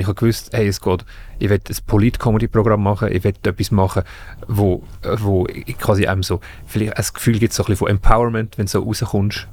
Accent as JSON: {"language": "German", "region": "Zug", "country": "Switzerland", "said": "ich komme aus Zug"}